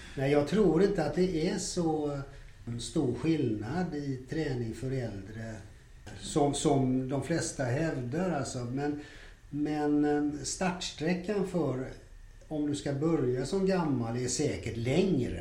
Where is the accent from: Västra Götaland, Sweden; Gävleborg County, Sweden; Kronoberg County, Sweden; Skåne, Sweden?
Västra Götaland, Sweden; Gothenburg; jag är ju då född och uppvuxen i Göteborg